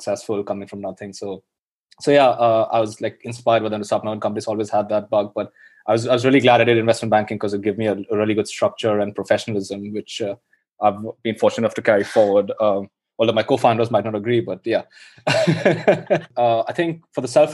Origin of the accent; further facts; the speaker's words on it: India; moved away as an adult; now in London, United Kingdom; I grew up in India.